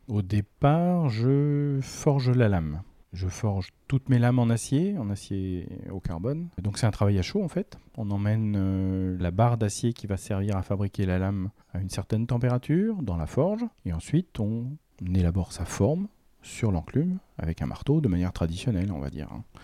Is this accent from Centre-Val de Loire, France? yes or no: yes; Romorantin-Lanthenay, Centre-Val de Loire, France; je suis arrivé à Romantin, je devais avoir 7 ans. Donc euh, ça fait un petit moment que je suis dans la région quand même